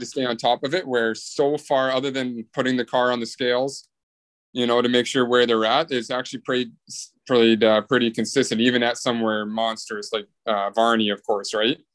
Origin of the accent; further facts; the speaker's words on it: Bay Area, California, United States; I'm from the Bay Area.